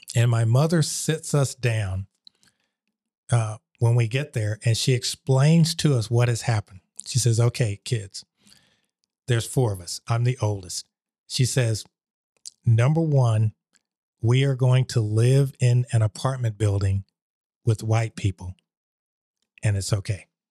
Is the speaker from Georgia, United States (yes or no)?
yes; Columbus, Georgia, United States; moved away; also born or lived in Germany; I was at Marshall Junior High School, which is, uh, in Columbus, Georgia